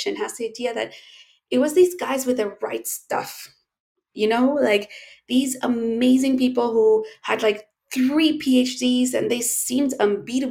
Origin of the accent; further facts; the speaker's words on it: Chile; as we say in Chile, it's a saying here